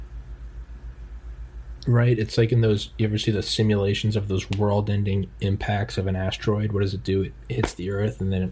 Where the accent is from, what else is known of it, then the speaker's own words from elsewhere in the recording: United States; I'm an American in a relatively wealthy, relative to the rest of the world, middle upper class